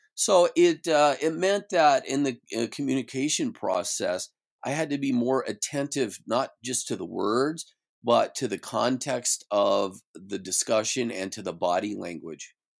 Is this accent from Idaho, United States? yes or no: yes; Idaho, United States; moved away as an adult; now in Silicon Valley, United States; I grew up in Idaho